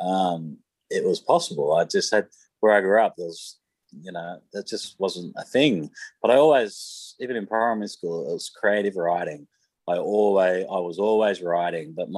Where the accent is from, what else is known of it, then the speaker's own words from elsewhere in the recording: Sydney, New South Wales, Australia; in my sort of adolescence, I grew up in Mount Druitt.